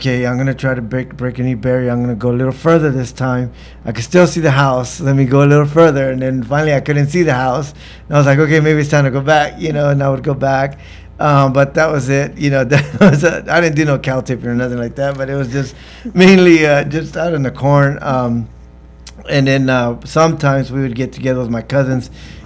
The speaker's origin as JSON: {"language": "English", "town": "Staples", "region": "Texas", "country": "United States", "tie": "born or raised there", "said": "growing up in Staples"}